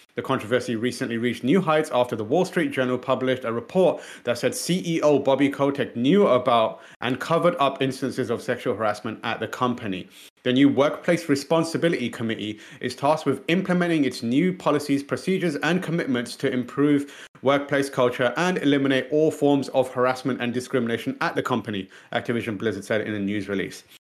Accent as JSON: {"language": "English", "country": "United Kingdom", "said": "as, as British people"}